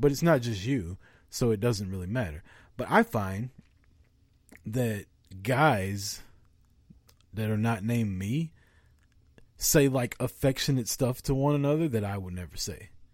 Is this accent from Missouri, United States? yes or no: yes; Missouri, United States; I'm from Missouri. We're from the Show Me State.